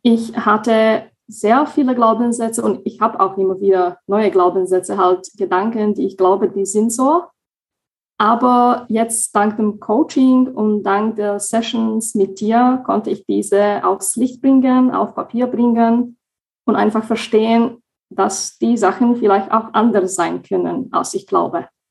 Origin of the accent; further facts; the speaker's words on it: Slovakia; moved away as an adult; now in Germany; ich komme ursprünglich aus der Slowakei und wohne seit knapp fünfeinhalb Jahren in Deutschland